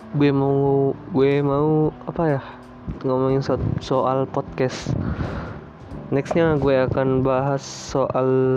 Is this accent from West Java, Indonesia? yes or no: no; Surabaya, East Java, Indonesia; now in Kolaka, Indonesia; saya lahir di Surabaya, menetap di kota Kolaka